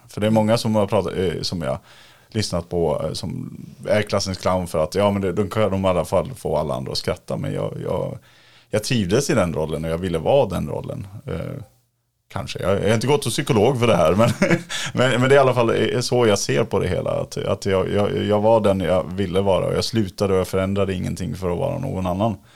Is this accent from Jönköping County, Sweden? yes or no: no; Dalarna County, Sweden; now in Stockholm, Sweden; Jag bor ju också i Stockholm, men jag kommer från Dalarna